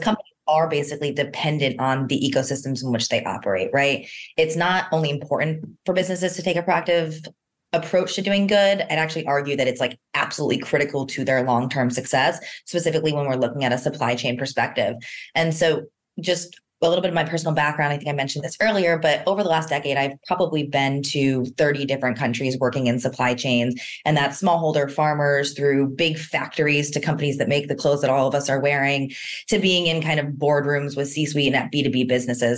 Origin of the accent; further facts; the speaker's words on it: East Coast, United States; moved away; although I'm originally from the East Coast, I'm definitely a West Coaster at heart